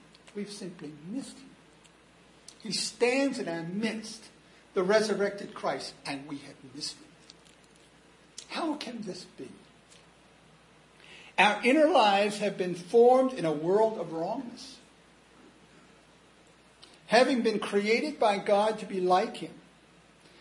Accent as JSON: {"language": "English", "country": "United States", "said": "I'm an American"}